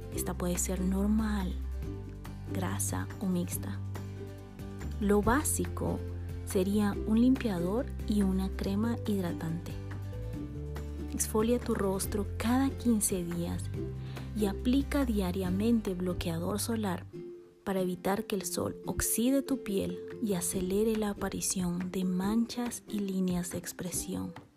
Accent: Bolivia; now in Guatemala; boliviana por amor y nacimiento

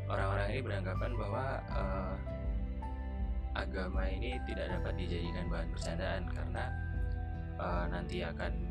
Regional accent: East Nusa Tenggara, Indonesia; saya itu saya itu orang Flores

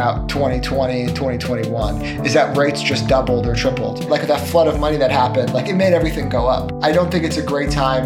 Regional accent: Pacific Northwest, United States; I'm from the Pacific Northwest

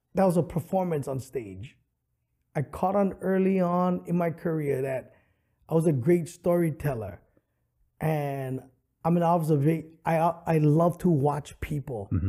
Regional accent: Honolulu, Hawaii, United States; I grew up extremely poor in Kalihi Valley

